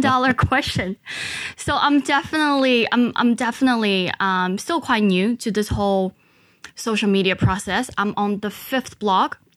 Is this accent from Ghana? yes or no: yes; Ghana; also born or lived in China; explaining my background of growing up in Africa